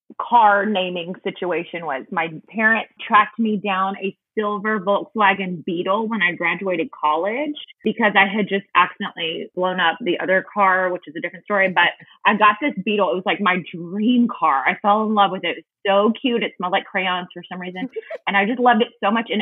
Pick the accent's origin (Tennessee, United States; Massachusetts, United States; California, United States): Tennessee, United States; Memphis; also born or lived in Hernando, Mississippi; my husband and I grew up in the Memphis area